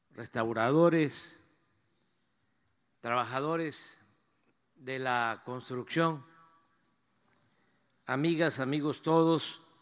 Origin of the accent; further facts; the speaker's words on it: Mexico; este patrimonio histórico y cultural es el que sustenta lo que somos los mexicanos, esta historia es la que le da la identidad a nuestro pueblo